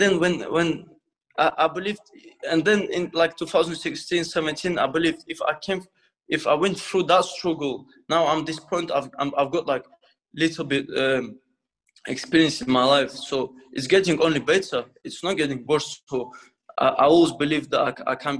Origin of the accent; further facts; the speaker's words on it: Dagestan, Russia; English is a second language; now in United Kingdom; I came from Russia, you know, from Dagestan, and in this country, don't know language, like a refugee